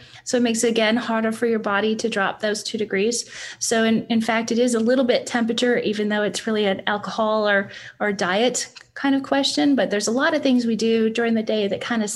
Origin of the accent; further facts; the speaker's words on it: Canada; moved away; As a Canadian